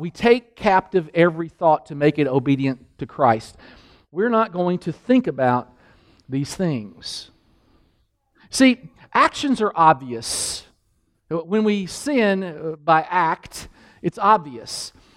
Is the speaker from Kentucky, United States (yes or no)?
yes; Kentucky, United States; I'm from Kentucky